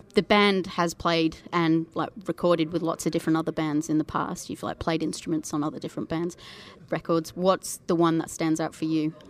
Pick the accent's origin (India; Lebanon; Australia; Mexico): Australia; Perth, Western Australia; I'm actually from the west coast. I'm from Perth